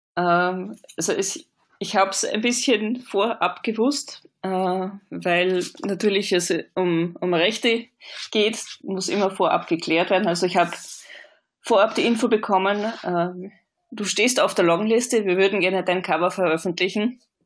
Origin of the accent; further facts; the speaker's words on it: Vienna, Austria; moved away as an adult; now in Hamburg, Germany; ich komme aus Österreich, das hört man wahrscheinlich auch ein bisschen. Bin in Wien aufgewachsen